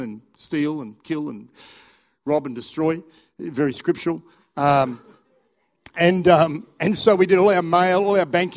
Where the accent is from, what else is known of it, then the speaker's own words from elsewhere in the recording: Australia; also born or lived in England; I was born in England, but I hadn't been back. I came to Australia when I was like 9 months old.